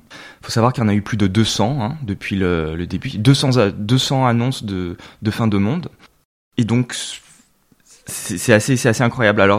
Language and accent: French; Lyon, Auvergne-Rhône-Alpes, France; Alors c'est vrai mm. qu'on est originaire de Lyon. Mes parents, par le, jeu des mutations, euh, ont également été amenés à bouger euh, donc pas mal euh, en France.